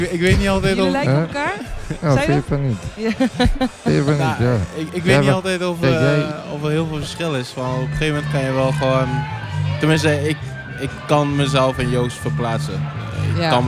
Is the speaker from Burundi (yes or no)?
no; DR Congo; ik kom uit Congo, ik ben in Congo geboren.